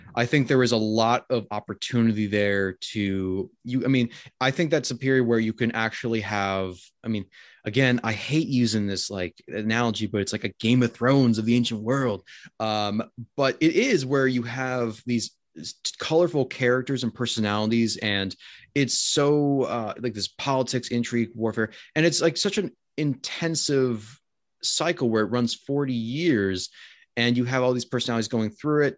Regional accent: United States; also born or lived in Winnipeg, Canada; as an American, we don't, we don't really have the great ruins

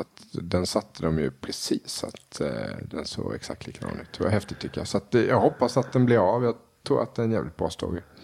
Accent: Småland, Sweden; Jag är smålänning

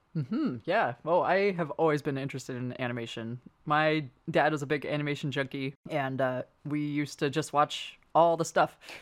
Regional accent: San Francisco, California, United States; I grew up in San Francisco

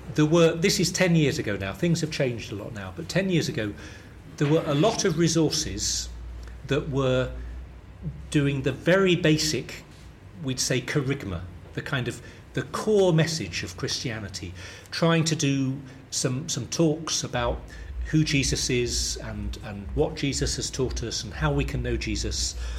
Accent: St Albans, East of England, United Kingdom; accent: London southern; I grew up in a town just north of London, about 30 miles north, called St Albans

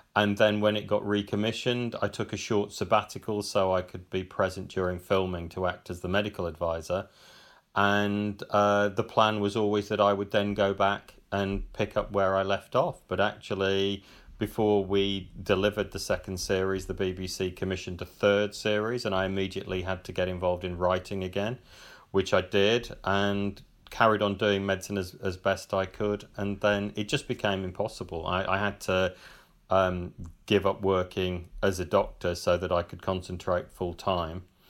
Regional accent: Cannock, West Midlands, United Kingdom; also born or lived in Birmingham; I grew up in Cannock, which is just a few miles, uh, a, away on the edge of the black country.

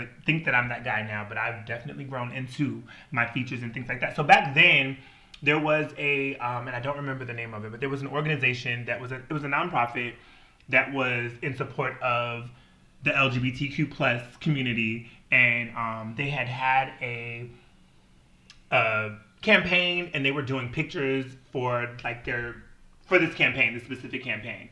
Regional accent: Washington, United States; also born or lived in Wisconsin

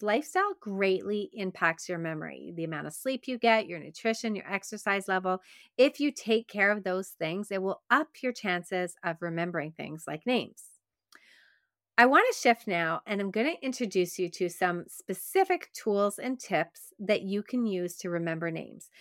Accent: Quebec, Canada; accent: Canadian; I grew up in Quebec, and in Quebec, it's predominantly Francophone.

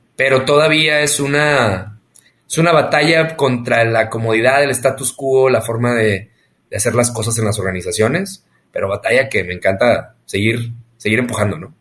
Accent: northern Mexico, Mexico; accent: norteño, golpeado; Soy norteño, hablo así golpeado.

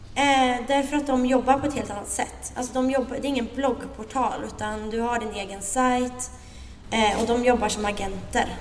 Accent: Linköping, Östergötland, Sweden; moved away as an adult; now in Stockholm, Sweden; är uppvuxen, som ni hör på min fantastiska dialekt, i Linköping

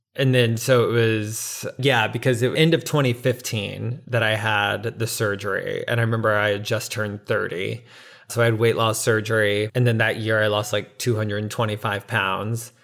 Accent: Navarre, Florida, United States; moved away as an adult; now in New York City, United States; I grew up in a small town outside of Pensacola, Florida, called Navarre

